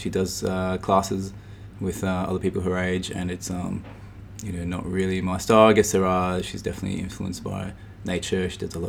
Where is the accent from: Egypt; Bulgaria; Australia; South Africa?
Australia; Adelaide, South Australia; moved away as an adult; also born or lived in New York; now in Melbourne, Australia; I grew up in Adelaide. I lived there for 19 years till I just turned 20.